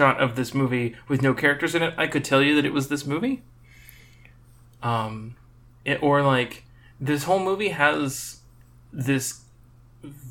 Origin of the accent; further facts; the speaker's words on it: United States; I'm American.